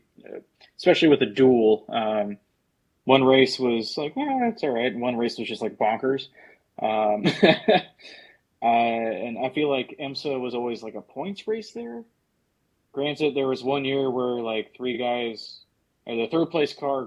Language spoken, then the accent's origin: English; Sebring, Florida, United States; That's my hometown track